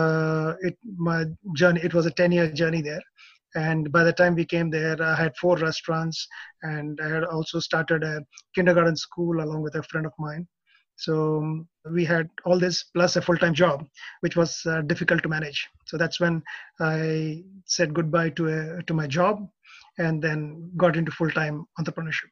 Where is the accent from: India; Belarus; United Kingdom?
India; moved away as an adult; also born or lived in Australia / Indonesia; now in Japan; I'm from India, did my MS in IT from Australia. And after a short stint in Indonesia, I arrived in Japan in 1998.